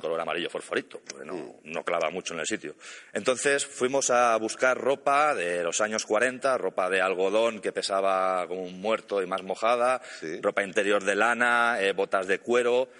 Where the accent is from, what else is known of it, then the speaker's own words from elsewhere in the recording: Catalonia, Spain; Yo soy catalán